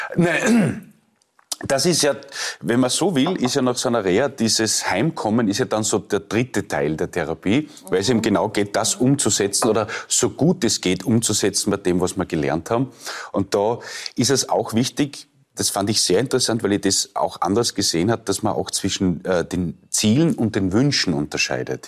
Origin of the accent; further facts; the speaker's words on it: Leoben, Styria, Austria; also born or lived in Lower Austria; ich bin ja in Leoben aufgewachsen